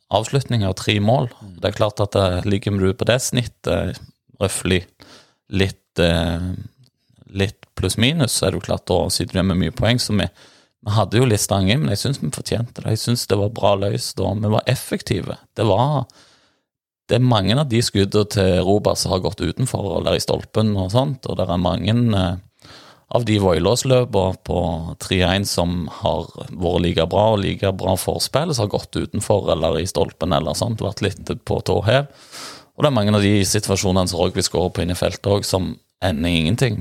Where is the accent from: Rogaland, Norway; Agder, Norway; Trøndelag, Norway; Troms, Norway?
Rogaland, Norway; near Bryne; folk spør hvor jeg er fra, og sier det nimmeste by er Bryne